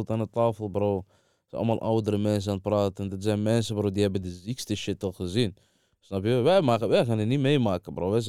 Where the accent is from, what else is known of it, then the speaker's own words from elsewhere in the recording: Saidia, Oriental, Morocco; Maar ik kom van Saidia, ja.